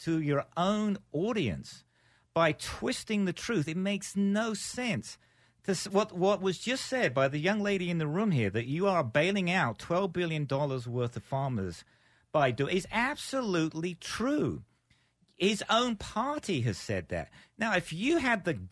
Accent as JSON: {"language": "English", "country": "United Kingdom", "moved": "yes", "lives_now": "United States", "said": "I'm actually a Brit"}